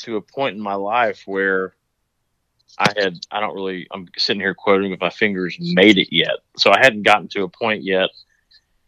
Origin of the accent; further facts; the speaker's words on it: Dallas, Texas, United States; moved away as an adult; also born or lived in Wyoming / Atlanta; being from Dallas